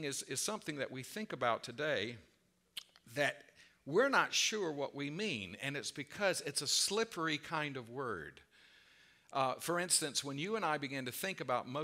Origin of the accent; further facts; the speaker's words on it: the South, United States; I was raised in the South